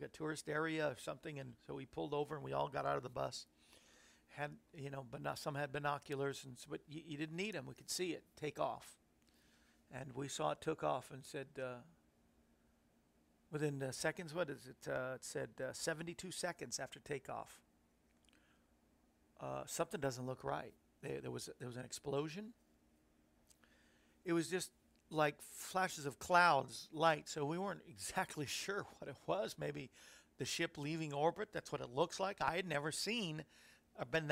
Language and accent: English; Florida, United States; now in Tennessee, United States; I grew up in Florida